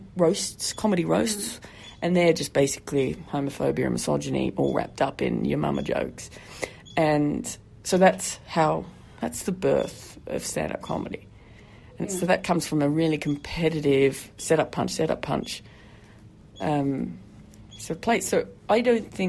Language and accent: English; Tasmania, Australia; I hail from a place called Tasmania